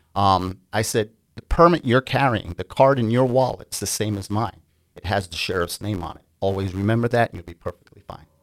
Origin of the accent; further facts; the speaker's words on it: New York, United States; also born or lived in Grenada; I immigrated to the United States from a small island in the Caribbean, the island of Grenada, um, at a young age, about ten, and I grew up on the East Coast in New York